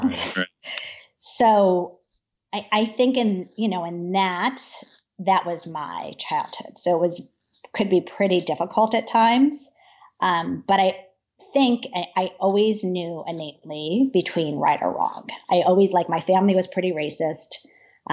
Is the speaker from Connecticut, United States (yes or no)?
yes; Trumbull, Connecticut, United States; I grew up in Trumbull